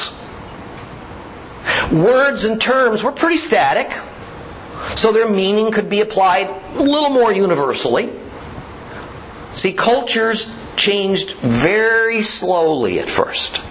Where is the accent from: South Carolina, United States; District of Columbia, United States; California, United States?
California, United States; Southern; I was born and raised in Southern California